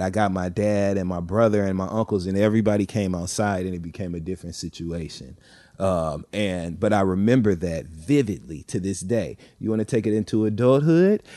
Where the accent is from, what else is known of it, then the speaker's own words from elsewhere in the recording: Flint, Michigan, United States; I grew up in the Midwest in Flint, Michigan